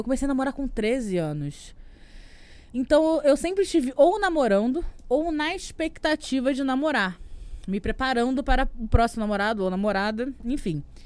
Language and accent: Portuguese; Rio de Janeiro, Brazil; eu sou do Rio de Janeiro